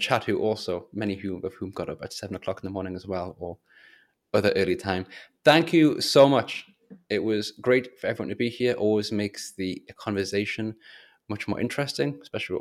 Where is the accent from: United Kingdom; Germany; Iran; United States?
United Kingdom; England; I'm English